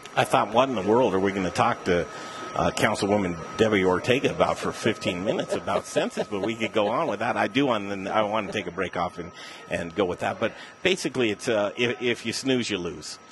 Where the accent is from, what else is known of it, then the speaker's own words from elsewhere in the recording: Denver, Colorado, United States; Denver, Colorado, I'm a native boy, 47 years. I grew up in Cherry Creek.